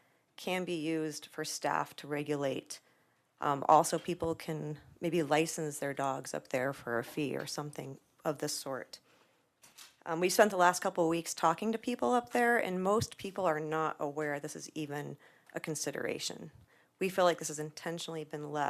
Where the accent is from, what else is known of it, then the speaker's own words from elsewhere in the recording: Boulder County, Colorado, United States; I was born and raised here in Boulder, or not Longmont, Boulder County